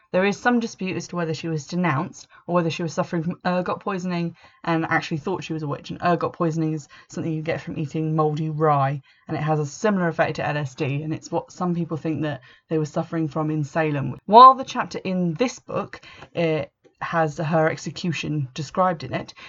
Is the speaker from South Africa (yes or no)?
no; England, United Kingdom; I'm English